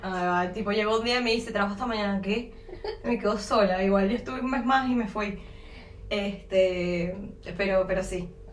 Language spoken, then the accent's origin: Spanish; San Antonio de los Altos, Miranda, Venezuela; moved away as an adult; now in Uruguay; yo soy de una parte cercana a Caracas cuando llegué era San Antonio del Salón.